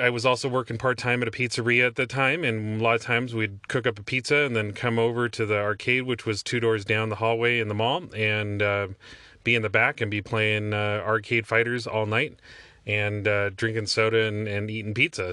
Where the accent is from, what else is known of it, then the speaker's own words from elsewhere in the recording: Olympia, Washington, United States; the west side of Olympia, my hometown